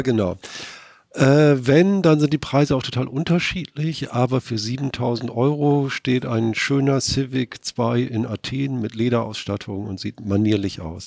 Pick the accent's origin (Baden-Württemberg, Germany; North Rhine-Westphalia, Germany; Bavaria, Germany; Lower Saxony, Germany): Lower Saxony, Germany; Friesland; aus Friesland, wo ich herkomme